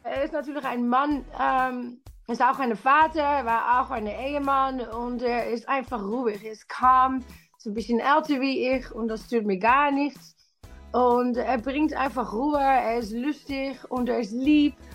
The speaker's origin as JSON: {"language": "German", "country": "Netherlands", "second_language": "German", "moved": "yes", "lives_now": "London, United Kingdom", "said": "ich komme aus Holland"}